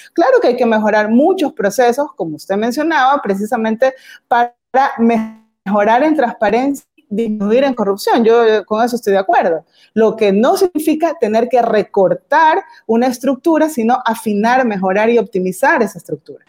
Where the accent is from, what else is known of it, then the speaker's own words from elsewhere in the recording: Guayaquil, Guayas, Ecuador; quienes somos de Guayaquil, quienes tenemos familiares en Guayaquil